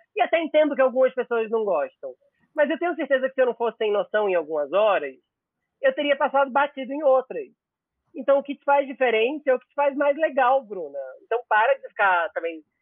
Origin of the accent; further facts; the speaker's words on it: interior of Pernambuco, Brazil; also born or lived in Recife; now in São Paulo, Brazil; eu nasci no Recife, mas eu cresci numa cidade no interior de Pernambuco